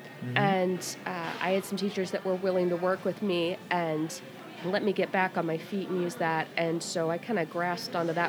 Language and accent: English; Midwest, United States; also born or lived in Atlanta, United States; All over the Midwest, really, mostly in locations around Cincinnati and also around Atlanta.